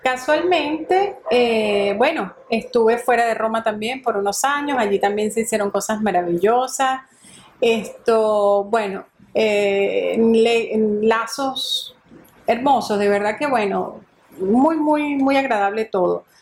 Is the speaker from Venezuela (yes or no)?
yes; Venezuela; moved away as an adult; now in Rome, Italy; la patrona nuestra de Venezuela